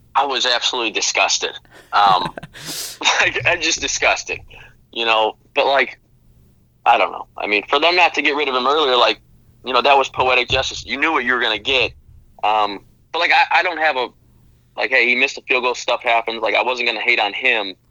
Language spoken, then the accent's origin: English; Chicago, Illinois, United States; I'm from Chicago